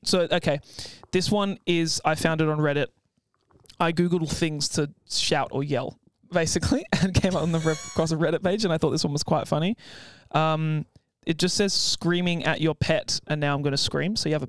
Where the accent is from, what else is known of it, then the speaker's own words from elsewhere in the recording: England, United Kingdom; I'm from England.